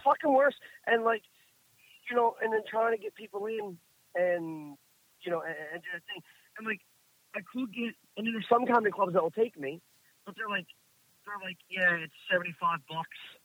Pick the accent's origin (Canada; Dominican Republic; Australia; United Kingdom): Canada; Marystown, Newfoundland and Labrador; I'm from Marystown